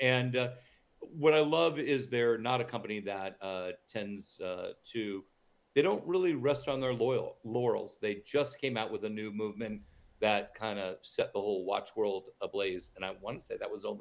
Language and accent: English; New York, United States; When I was growing up in New York